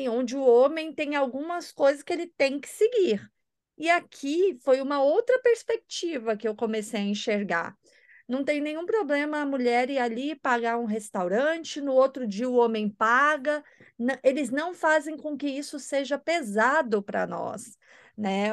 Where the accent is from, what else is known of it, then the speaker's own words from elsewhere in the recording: Goiânia, Goiás, Brazil; moved away as an adult; also born or lived in São Paulo; now in France; minha cidade natal, Goiânia